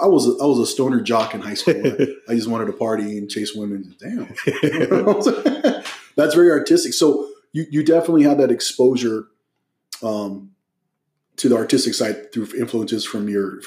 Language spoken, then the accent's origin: English; Hacienda Heights, California, United States; I grew up in San Gabriel Valley. Uh-huh. In Hacienda Heights, La Puente area.